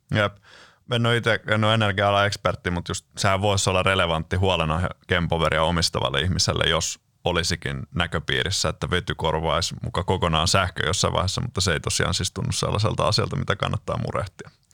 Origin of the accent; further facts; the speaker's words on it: Lahti, Päijänne Tavastia, Finland; olen Lahdesta kotosin